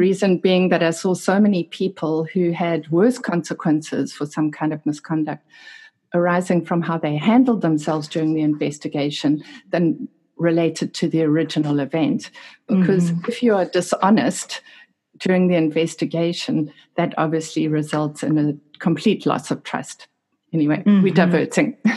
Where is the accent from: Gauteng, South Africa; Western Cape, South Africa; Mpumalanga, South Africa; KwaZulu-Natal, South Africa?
KwaZulu-Natal, South Africa; Durban; my hometown, which is Durban in South Africa.